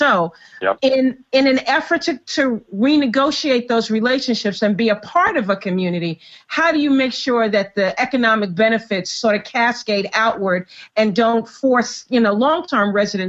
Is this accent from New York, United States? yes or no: yes; New York, United States; I am from the Harlem community in New York and went to undergraduate and graduate school at Columbia University